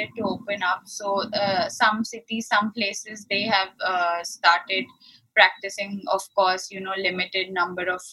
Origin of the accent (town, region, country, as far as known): Ahmedabad, Gujarat, India; born or raised there